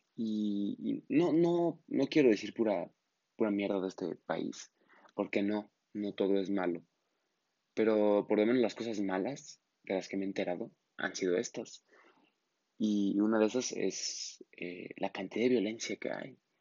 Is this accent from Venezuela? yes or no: no; Mexico; en mi país, México